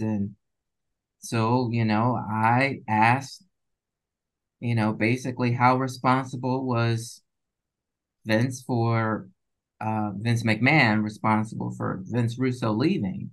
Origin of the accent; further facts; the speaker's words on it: Chicago, Illinois, United States; moved away as an adult; also born or lived in Minnesota / Syracuse; originally from Chicago, I went to, yeah, so I went to undergrad in Minnesota